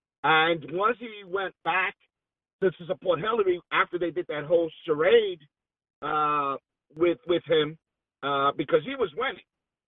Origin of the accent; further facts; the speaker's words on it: New York City, New York, United States; I'm from Brooklyn.